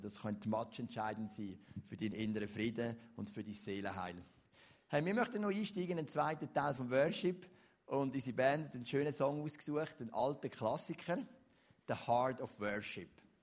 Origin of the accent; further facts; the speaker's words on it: Switzerland; also born or lived in Lucerne; bei uns in der Schweiz